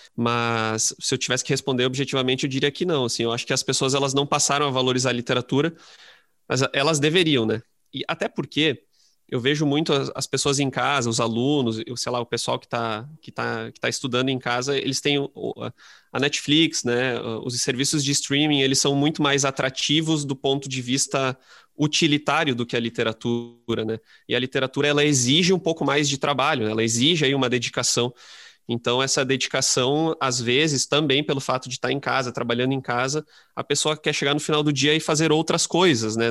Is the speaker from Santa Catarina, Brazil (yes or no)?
no; Lajeado, Rio Grande do Sul, Brazil; eu sou de Lajado, eu sou do interior do Rio Grande do Sul